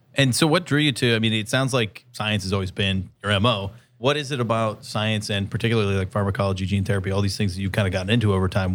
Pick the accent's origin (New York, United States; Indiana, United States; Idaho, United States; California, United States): California, United States; San Diego; I'm from San Diego